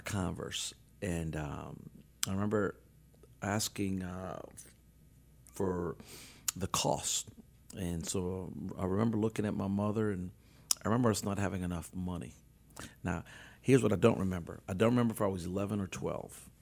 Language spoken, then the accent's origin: English; New Orleans, Louisiana, United States; I was born and raised in New Orleans